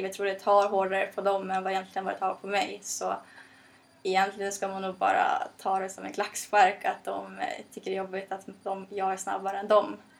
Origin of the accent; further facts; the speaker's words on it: Norrland, Sweden; jag kommer från Norrland